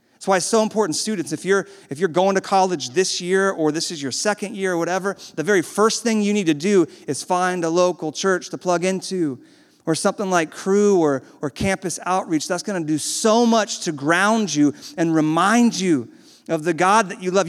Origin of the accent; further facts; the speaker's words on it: the South, United States; I was born in the South